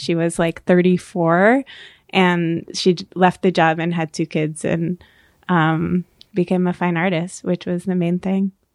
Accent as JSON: {"language": "English", "area": "Orange County", "region": "New York", "country": "United States", "tie": "born or raised there", "lives_now": "New York City, United States", "said": "I grew up in Orange County, New York"}